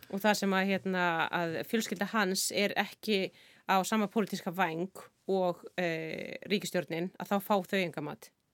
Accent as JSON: {"language": "Icelandic", "country": "Iceland", "said": "við náttúrulega sem erum Íslendingar"}